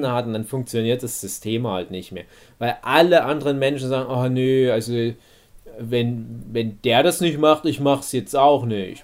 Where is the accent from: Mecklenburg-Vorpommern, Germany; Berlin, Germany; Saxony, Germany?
Saxony, Germany; bei uns in Sachsen